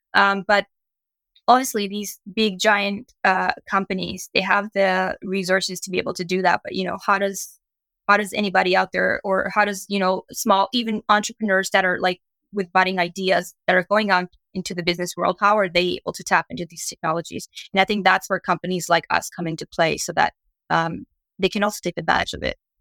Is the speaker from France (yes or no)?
no; Canada; also born or lived in New York; when I moved back from New York, uh, back home in Canada